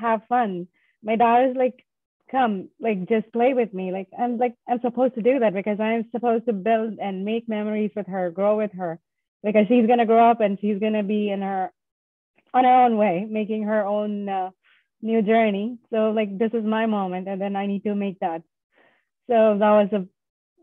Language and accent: English; southern India, India; moved away as an adult; now in Boston, United States; Currently, I live in Boston, Massachusetts, but I'm originally from India, Southern India